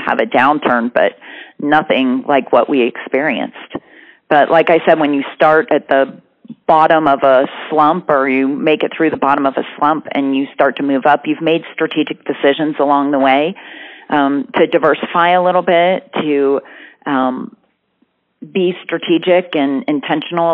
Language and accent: English; United States; also born or lived in Birmingham, Alabama / Columbus, Ohio; now in Austin, United States; I grew up in Birmingham, Alabama, and Columbus, Ohio.